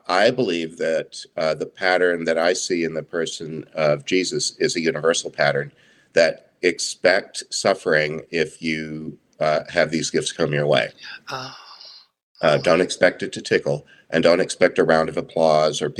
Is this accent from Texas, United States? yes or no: yes; Southeast Texas, United States; I grew up in Southeast Texas